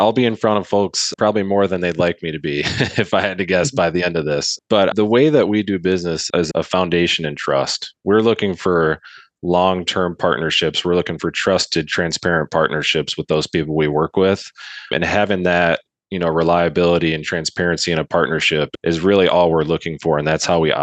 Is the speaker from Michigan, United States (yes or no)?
yes; Grand Rapids, Michigan, United States; also born or lived in Northern Indiana; I'm from Grand Rapids, Michigan